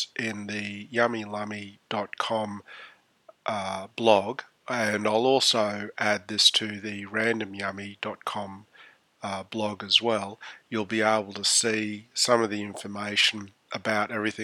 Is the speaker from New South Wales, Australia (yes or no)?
no; Brisbane, Queensland, Australia; my hometown, Brisbane